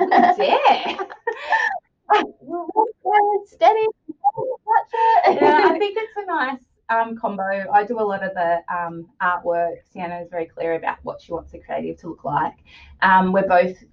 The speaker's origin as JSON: {"language": "English", "area": "Wurundjeri country", "region": "Victoria", "country": "Australia", "tie": "born or raised there", "said": "I'm a Gugunara woman, but I've been born and raised in Wurundjeri country"}